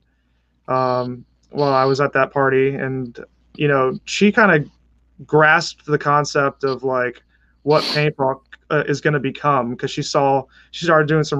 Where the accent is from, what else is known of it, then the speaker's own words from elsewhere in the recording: Connecticut, United States; also born or lived in New York City, New York, United States; now in Annapolis, United States; originally from Connecticut, born in New York City. I spent most of my life in Connecticut